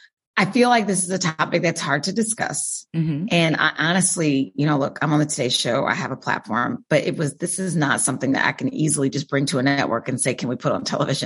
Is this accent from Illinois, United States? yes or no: no; Wichita, Kansas, United States; Wichita, Kansas.